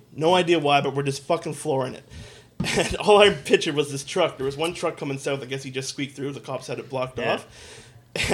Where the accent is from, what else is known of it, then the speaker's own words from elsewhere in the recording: Fort McMurray, Alberta, Canada; where did you grow up? I said, here. And I said, coincidentally enough, actually, and I remember pointing. I was like, just actually down the way by right at the bottom of Thickwood.